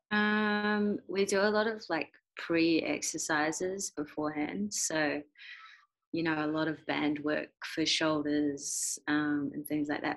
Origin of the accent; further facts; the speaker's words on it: Christchurch, Canterbury, New Zealand; I grew up in Christchurch, New Zealand